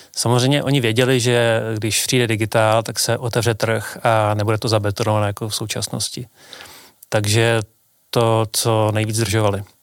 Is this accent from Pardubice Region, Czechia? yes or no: yes; Pardubice, Pardubice Region, Czechia; v Pardubicích, odkud pocházím